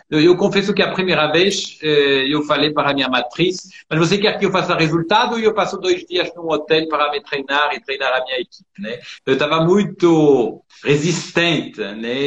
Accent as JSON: {"language": "Portuguese", "country": "France", "tie": "born or raised there", "also_born_or_lived": "São Paulo, Brazil", "moved": "as an adult", "lives_now": "Brazil", "said": "eu nasci em São Paulo, só que eu fui criado na França, sou de família francesa. E eu voltei com 26 anos"}